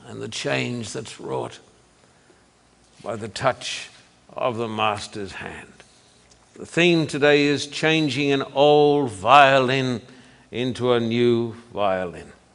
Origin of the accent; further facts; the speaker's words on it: Australia; moved away; when I was growing up in Australia